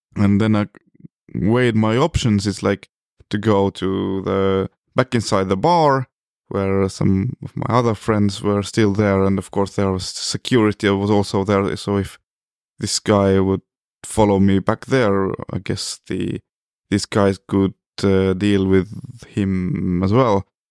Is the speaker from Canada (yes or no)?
no; Estonia; I come from Estonia, which is a small country located in the North Europe